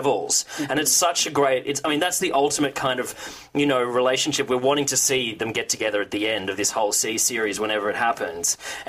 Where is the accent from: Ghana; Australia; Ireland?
Australia; I'm from Australia.